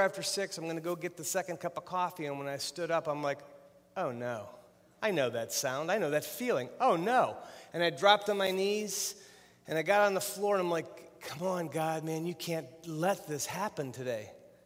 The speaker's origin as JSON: {"language": "English", "town": "Youngstown", "region": "Ohio", "country": "United States", "said": "I'm from Youngstown, Ohio"}